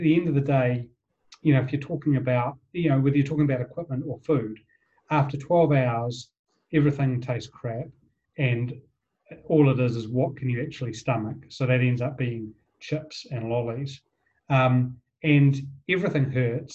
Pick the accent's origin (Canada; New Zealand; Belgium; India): New Zealand; Wellington; I grew up in Wellington